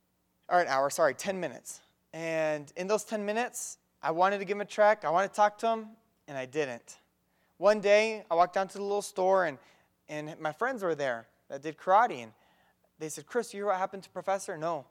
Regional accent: Mexico; No, I grew up in Mexico doing some karate for a couple years and martial arts

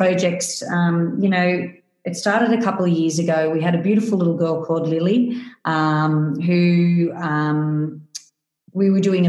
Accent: Parkes, New South Wales, Australia; my hometown of Parkes

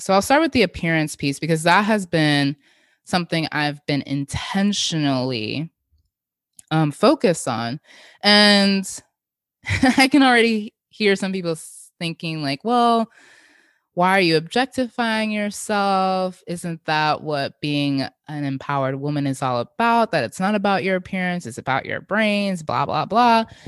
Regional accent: Jamaica; as a Jamaican, we have a lot of blending in our cuisines that I grew up

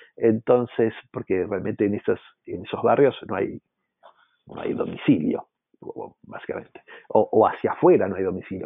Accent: Argentina; siendo argentino

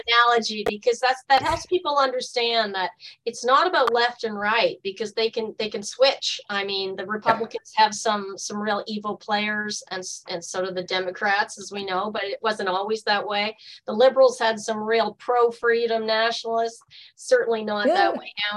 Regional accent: Canada; our own country

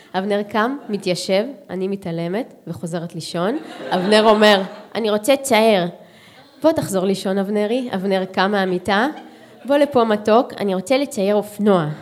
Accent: Holon, Tel Aviv District, Israel; לשורשים שלי של שנות התשעים בחולון

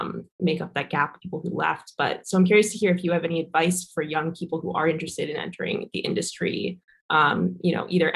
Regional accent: New York City, New York, United States; moved away; I'm from Brooklyn

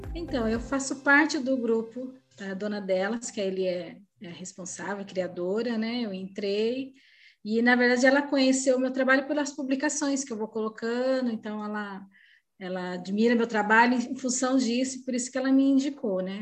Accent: Osasco, São Paulo, Brazil; now in Sorocaba, Brazil; estou atualmente morando em Sorocaba, interior de São Paulo, mas eu sou natural de Osasco

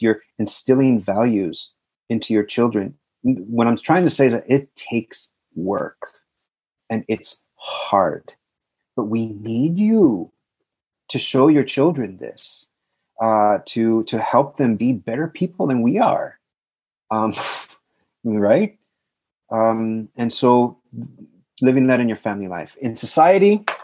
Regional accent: South Texas, United States; I'm from South Texas

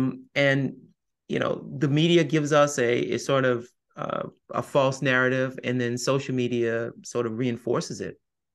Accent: the South, United States; I'm also a Southerner, I'm also a Catholic

